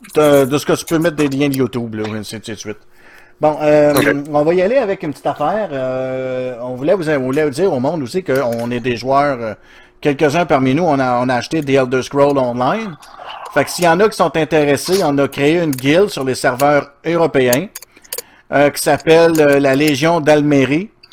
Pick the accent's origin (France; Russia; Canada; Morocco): Canada; Outaouais, Quebec; Je viens de l'Outaouais